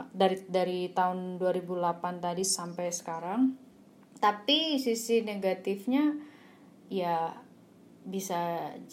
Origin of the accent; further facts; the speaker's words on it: Surabaya, East Java, Indonesia; karena saya sendiri asli arek Surabaya